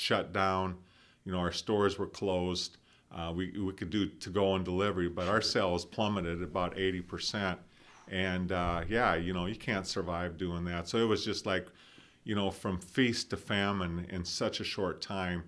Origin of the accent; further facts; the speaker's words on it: Hull, Iowa, United States; I grew up in Hall, Iowa, just down the road.